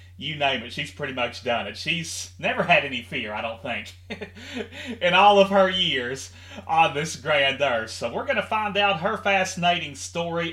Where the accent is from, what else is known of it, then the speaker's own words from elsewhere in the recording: Henderson, Kentucky, United States; my hometown of Henderson, Kentucky